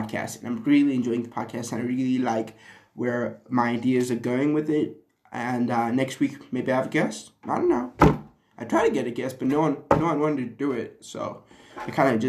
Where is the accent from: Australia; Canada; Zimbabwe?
Zimbabwe; moved away; my hometown, my home country, Zim.